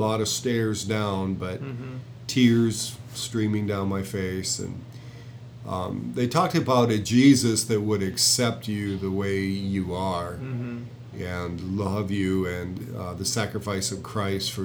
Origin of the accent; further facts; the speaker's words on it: Jamestown, North Dakota, United States; I was born in Jamestown, North Dakota, and I was born there because mother was a patient in a psychiatric institution